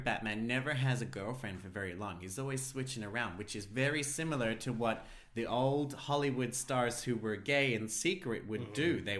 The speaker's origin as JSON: {"language": "English", "country": "Australia", "said": "But on that note, I am an Australian."}